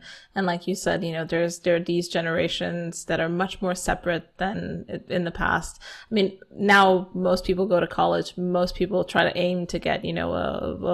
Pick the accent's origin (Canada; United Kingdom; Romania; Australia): Romania; here in my hometown in Romania